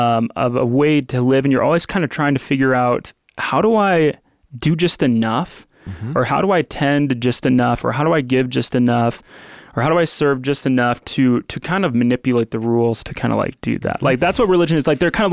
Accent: Midwest, United States; I can even think about how, you know, me growing up in the Midwest.

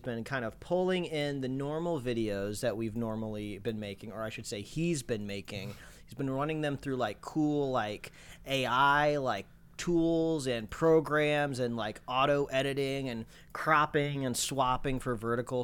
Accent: Midwest, United States; now in Los Angeles, United States; I grew up in the Midwest

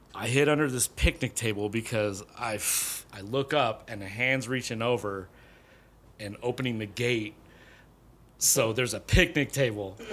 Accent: San Diego, California, United States; moved away; also born or lived in Vista, California / Colorado; grew up in San Diego

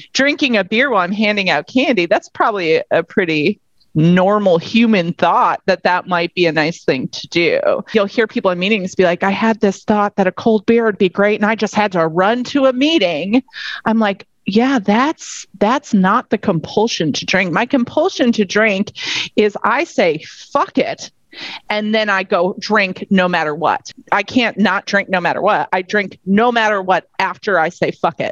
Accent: United States; now in Australia; as an American

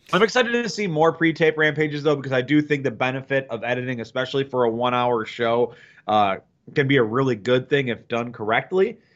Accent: Detroit, Michigan, United States; I'm from Detroit

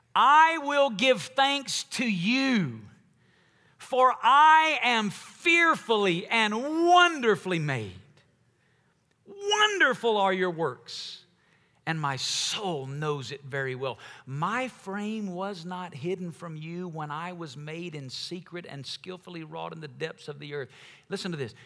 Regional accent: United States; as Americans

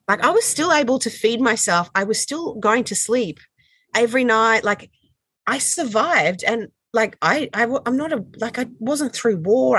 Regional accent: French Polynesia; moved away; I grew up in Tahiti

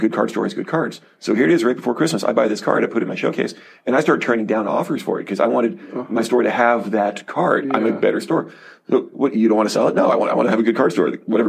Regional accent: Miami, Florida, United States; growing up in Miami, we really didn't have local teams.

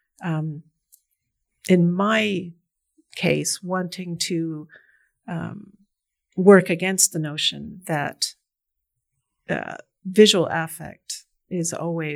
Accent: Massachusetts, United States; I came from Massachusetts, which was on the forefront of various kinds of alternative education

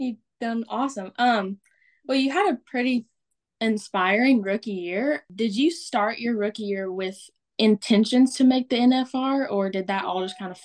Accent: Florida, United States; I'm from Florida

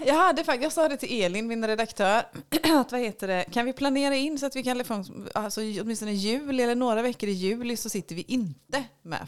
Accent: Västerbotten County, Sweden; moved away; uppe i Västerbotten, där jag kommer ifrån

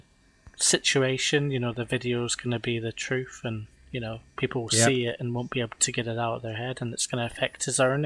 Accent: Scotland, United Kingdom; we're Scottish and we're similar ages to people like Scott

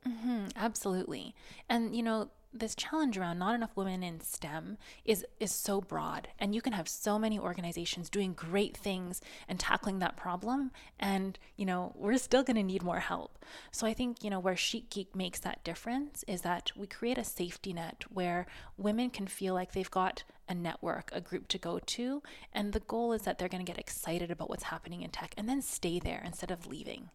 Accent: Saskatoon, Saskatchewan, Canada; I grew up in Saskatoon, and I went to a bit of a nerd school

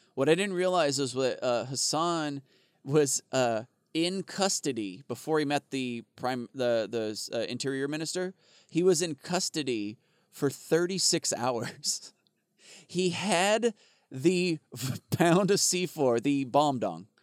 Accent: Arizona, United States; I grew up in Arizona

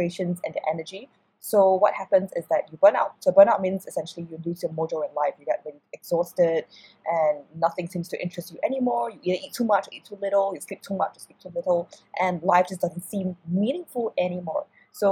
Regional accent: Singapore; I come from Singapore, I live in Singapore right now

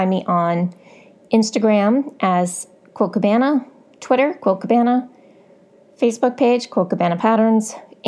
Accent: Boston, Massachusetts, United States; I'm from Boston

